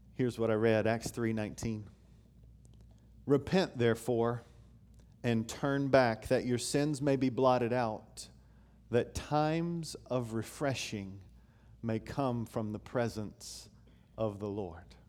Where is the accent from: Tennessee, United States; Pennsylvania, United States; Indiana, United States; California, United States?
Tennessee, United States; Knoxville; I grew up in Knoxville, Tennessee.